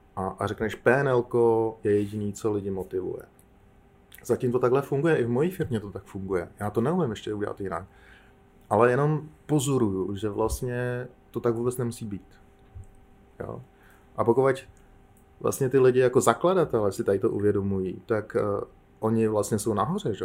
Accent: Czechia; my jako Češi jsme zažili

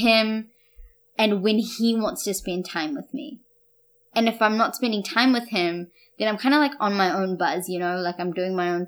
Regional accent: Wellington, New Zealand; now in Auckland, New Zealand; growing up in Wellington and, you know, then coming over and moving into Auckland

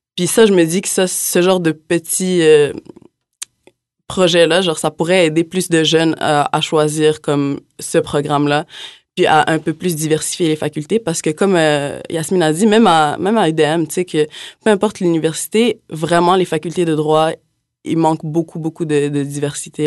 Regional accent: Montreal, Quebec, Canada; moved away as an adult; now in Quebec City, Canada; je suis originaire de Montréal aussi

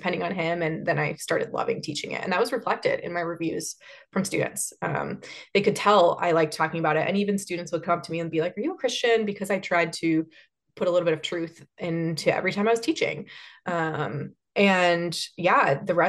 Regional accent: Chicago, Illinois, United States; now in Columbus, United States; I grew up in Chicagoland

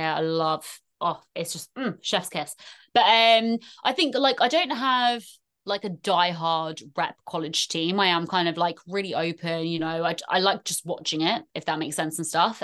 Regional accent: England, United Kingdom; accent: very strong English; also born or lived in Ireland; in the motherland for me, even though I rap a very strong English accent

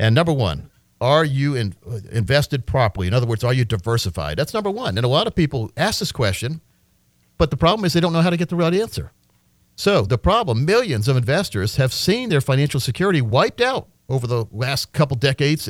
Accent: Wisconsin, United States; moved away; also born or lived in Massachusetts; me and my younger brothers, because we grew up in Wisconsin at that time

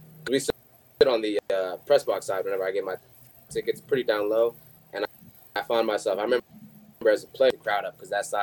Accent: Missouri, United States; because I'm not from Indiana originally. I'm from Missouri.

